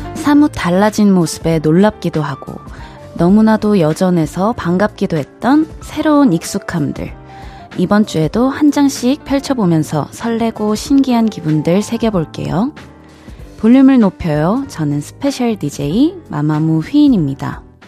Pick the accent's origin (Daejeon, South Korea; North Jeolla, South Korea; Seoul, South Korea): North Jeolla, South Korea; Jeonju; moved away; 제가 이제 고향이 전주다 보니까 한 번씩 본가에 내려갈 때 KTX를 타고 움직이는데요